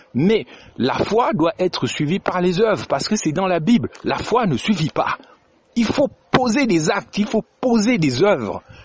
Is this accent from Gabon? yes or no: yes; Gabon; chez nous au Gabon